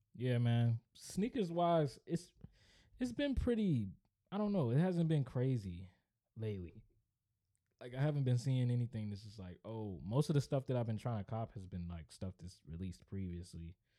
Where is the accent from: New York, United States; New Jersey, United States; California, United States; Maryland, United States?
Maryland, United States; Upper Marlboro; I am from Upper Marlboro, Maryland